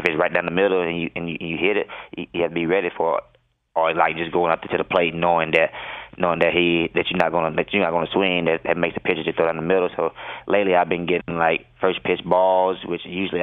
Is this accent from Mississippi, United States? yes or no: yes; Mississippi, United States; moved away; growing up in Mississippi